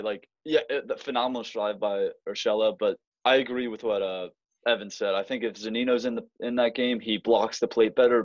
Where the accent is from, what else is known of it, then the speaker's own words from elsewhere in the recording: Raleigh, North Carolina, United States; I'm from North Raleigh, North Carolina